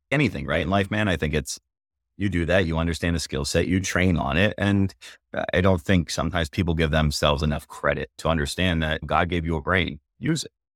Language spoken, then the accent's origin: English; Philadelphia, Pennsylvania, United States; now in New Hampshire, United States; we're from Philly originally